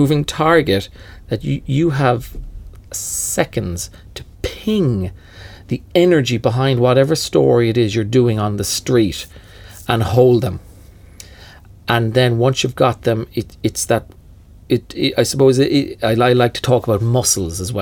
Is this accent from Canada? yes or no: no; Cork, Munster, Ireland; moved away; also born or lived in Dublin; I moved to Dublin from Cork for that reason, to join a fellow Cork man